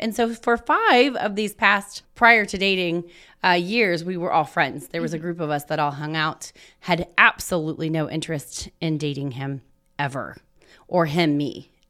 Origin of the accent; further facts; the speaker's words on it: Indiana, United States; also born or lived in Ohio; I'm actually from Southern Indiana. I was what? Born in Ohio.